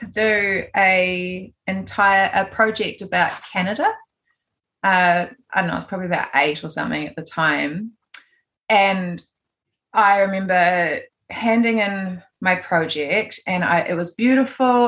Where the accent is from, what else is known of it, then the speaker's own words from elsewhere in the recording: Gisborne, New Zealand; I was born in Gisborne on the east coast, and I grew up here. I lived here until I was 17.